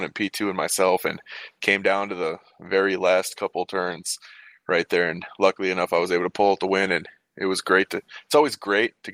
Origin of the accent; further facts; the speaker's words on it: Wisconsin, United States; moved away as an adult; also born or lived in Arkansas; I moved back up here to my home state of Wisconsin